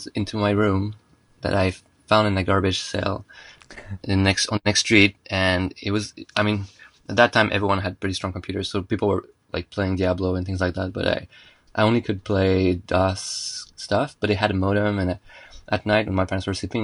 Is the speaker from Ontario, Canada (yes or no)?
no; Montreal, Quebec, Canada; first language French; English is a second language; I'm from Montreal. Well, in the suburbs of Montreal.